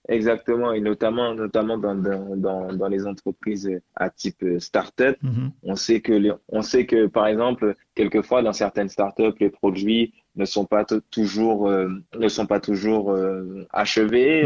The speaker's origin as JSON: {"language": "French", "country": "Guadeloupe", "also_born_or_lived": "Paris", "moved": "yes", "lives_now": "France", "said": "je suis de Guadeloupe"}